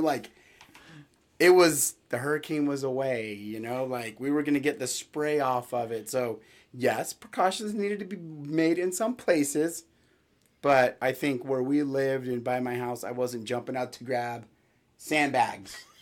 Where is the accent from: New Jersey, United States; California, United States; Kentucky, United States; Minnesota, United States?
California, United States; I grew up in California, we'd always have earthquake drills